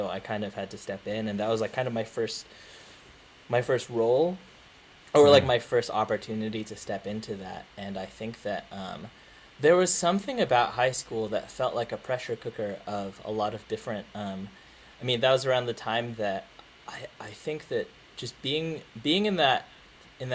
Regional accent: Philippines; I'm Filipino

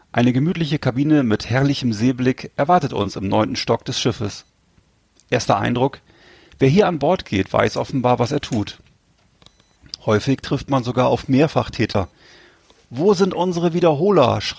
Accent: Bremerhaven, Bremen, Germany; aber der damalige Club meiner meiner Heimatstadt auch schon mal deutscher Meister war früher. Äh, Bremerhaven Seahawks, die waren damals mal Meister.

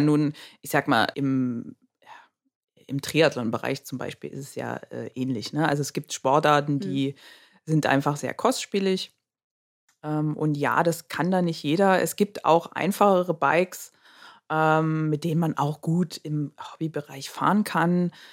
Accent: Dresden, Saxony, Germany; also born or lived in Berlin; bin dann zurück nach Dresden, da wo ich ja auch herkomme, was meine Heimat auch ist

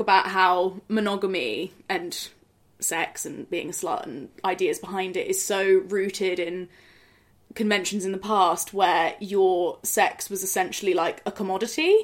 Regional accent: Oxford, South East England, United Kingdom; I'm from Oxford

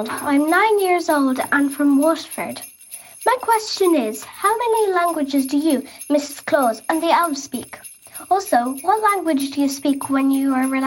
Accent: France; We're from Lipensee in France, and our question for you is which school did you go to?

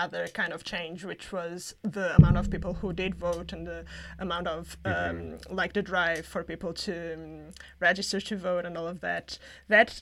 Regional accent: Portugal; moved away; I'm from Portugal

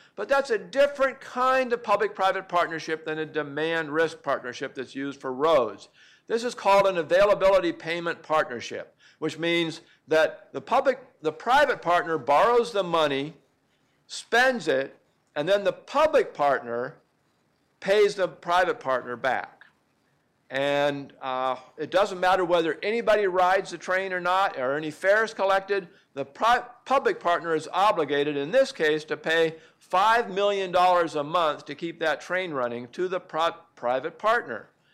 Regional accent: Oregon, United States; I'm from Oregon

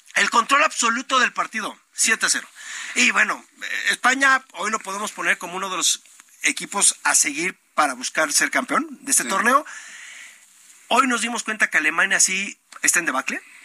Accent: Mexico; siendo mexicanos

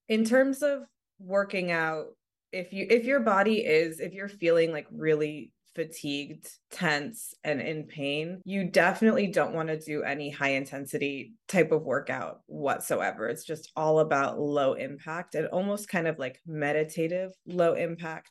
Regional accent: San Diego, California, United States; I grew up in San Diego, which is Southern California.

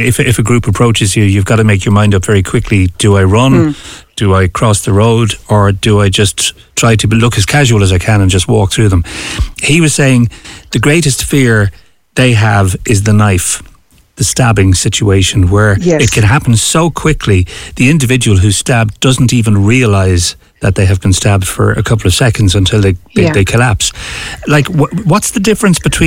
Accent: Dublin, Leinster, Ireland; moved away as an adult; I came from Dublin. I've lived there all of my life now.

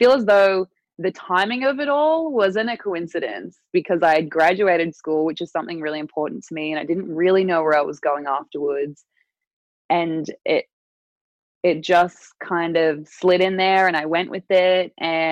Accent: Newcastle, New South Wales, Australia; moved away as an adult; my hometown, Newcastle

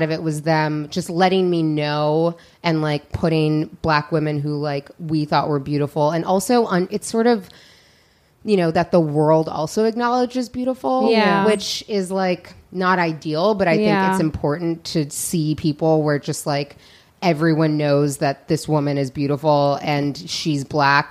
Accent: Seattle, Washington, United States; moved away as an adult; also born or lived in New York; now in Los Angeles, United States; I grew up in Seattle

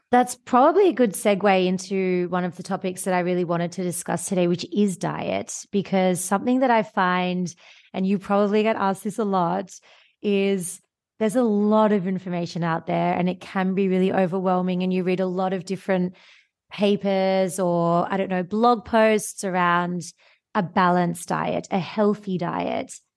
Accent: Sydney, New South Wales, Australia; moved away; also born or lived in Northern Hemisphere; I live in the Northern Hemisphere now and I'm from Australia, so vitamin D was never something I had to think about coming from Sydney, Australia

